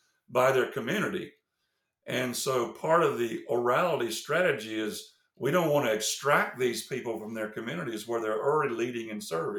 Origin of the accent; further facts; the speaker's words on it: the South, United States; accent: Southern; moved away as an adult; also born or lived in Indonesia; I grew up in the South, and you can probably tell by my accent that I'm Southern